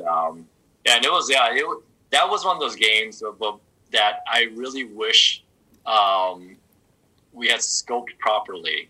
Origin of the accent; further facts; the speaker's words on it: Southern California, United States; I growing up in Southern California